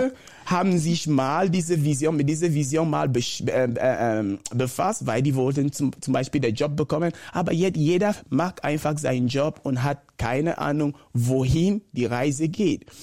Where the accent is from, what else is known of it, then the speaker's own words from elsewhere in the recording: Cameroon; first language Bakossi; German is a second language; moved away as an adult; Ich ich komme ursprünglich aus Kamerun. Bin in einer normalen Familie groß gewachsen